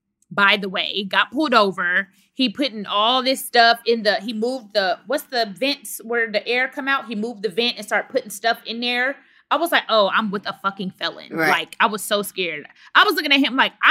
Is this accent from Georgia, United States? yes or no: no; Dallas, Texas, United States; I'm from Dallas, Texas